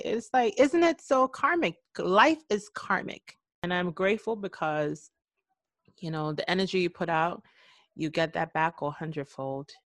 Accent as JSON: {"language": "English", "country": "Trinidad & Tobago", "tie": "born or raised there", "also_born_or_lived": "New York City", "moved": "as an adult", "said": "I left my home country of Trinidad and Tobago at the age of 18 years old, never leaving the country before"}